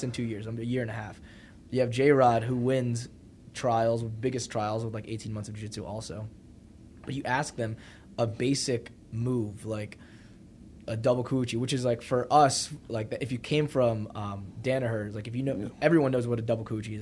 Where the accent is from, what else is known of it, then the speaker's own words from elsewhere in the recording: New Jersey, United States; also born or lived in New Brunswick, New Jersey / North Brunswick, New Jersey; now in Austin, United States; grew up in New Jersey